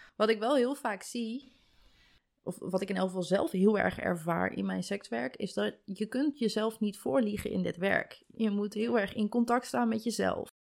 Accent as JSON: {"language": "Dutch", "town": "Koekange", "region": "Drenthe", "country": "Netherlands", "said": "Maar ik ben een kleine boerentrien. Ik kom uit Koekangen."}